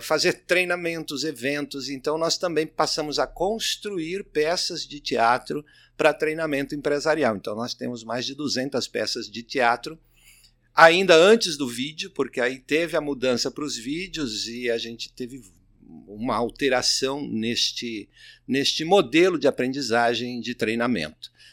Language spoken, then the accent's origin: Portuguese; Minas Gerais, Brazil; now in São Paulo, Brazil; eu sou de Minas Gerais